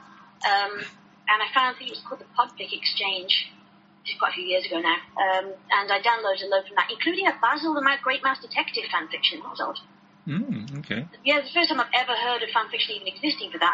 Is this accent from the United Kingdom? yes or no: yes; United Kingdom; accent: British; I can pretty tell from my accent that I'm British.